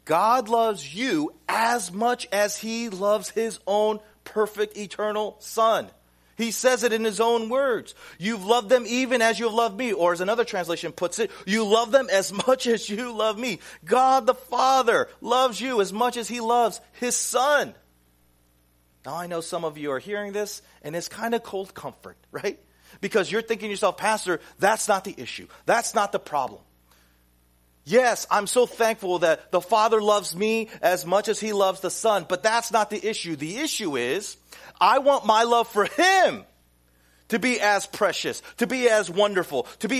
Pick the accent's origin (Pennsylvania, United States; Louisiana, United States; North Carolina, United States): North Carolina, United States; Pineville; now in Flushing, New York, United States; I grew up in Pineville, North Carolina